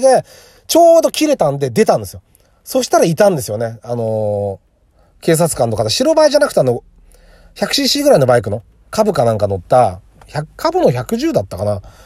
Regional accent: Saitama, Japan; 地元が埼玉で都内だった

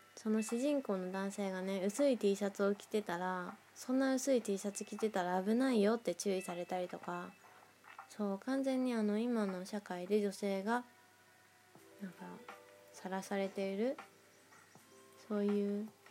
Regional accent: Nagoya, Aichi, Japan; moved away as an adult; now in Tokyo, Japan; 地元の名古屋にいた時

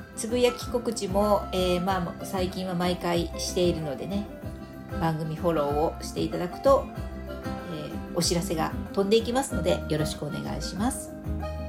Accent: Fukuoka, Japan; 私福岡出身なので

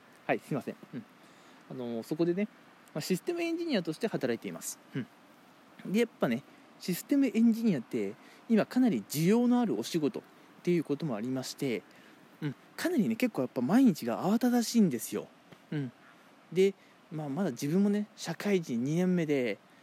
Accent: Toyama, Japan; now in Kanagawa, Japan; 僕富山出身なんでね

